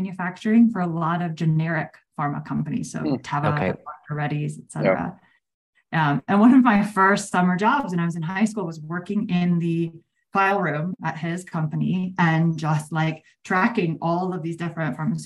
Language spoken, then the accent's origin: English; New Jersey, United States; now in Austin, United States; I grew up in New Jersey